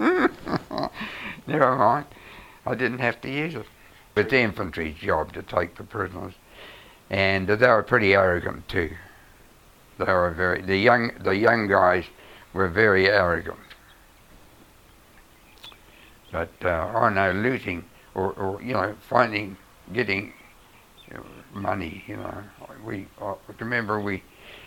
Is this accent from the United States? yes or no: no; New Zealand; being a Kiwi